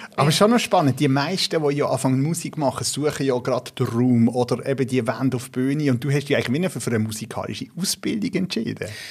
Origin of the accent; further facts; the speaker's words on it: Basel, Basel-Stadt, Switzerland; ich bin in Basel aufgewachsen